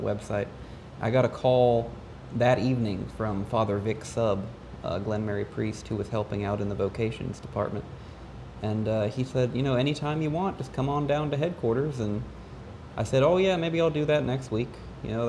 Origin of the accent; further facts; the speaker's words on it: Ohio, United States; I grew up in Ohio